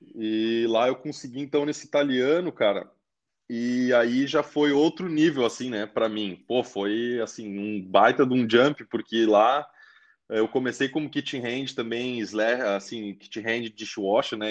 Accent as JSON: {"language": "Portuguese", "town": "Caxias do Sul", "region": "Rio Grande do Sul", "country": "Brazil", "tie": "born or raised there", "also_born_or_lived": "Brisbane, Australia", "moved": "as an adult", "lives_now": "Adelaide, Australia", "said": "eu sou de Caxias do Sul, né? Uma cidade no uh, Rio Grande do Sul"}